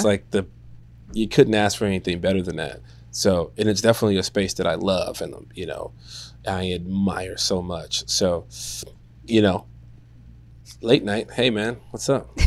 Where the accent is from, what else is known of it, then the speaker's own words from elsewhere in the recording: Chicago, Illinois, United States; I am from Chicago.